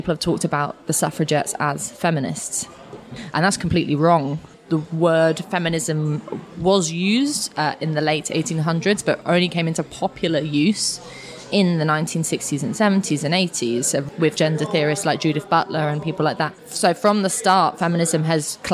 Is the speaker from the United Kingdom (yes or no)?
yes; London, United Kingdom; where I grew up in Finsbury Park, Newington Green kind of area